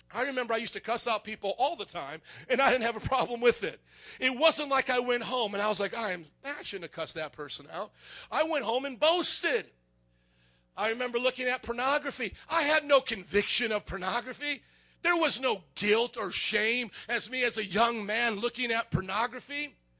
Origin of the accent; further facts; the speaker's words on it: Fort Wayne, Indiana, United States; I grew up in Fort Wayne, Indiana